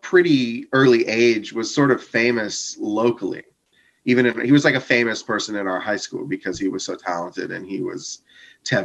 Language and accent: English; Coral Springs, Florida, United States; I grew up in Fort Lauderdale, Florida.